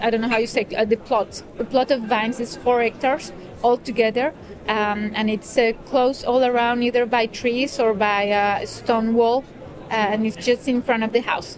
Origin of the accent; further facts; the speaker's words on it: Colombia; now in France; I live in France. Uh, my family is in France. My children are in France. Uh, but I come from Colombia originally.